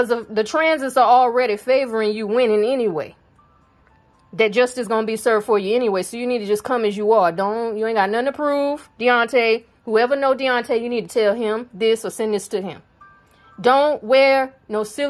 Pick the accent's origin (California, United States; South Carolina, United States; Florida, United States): South Carolina, United States; I'm from South Carolina. That's where I live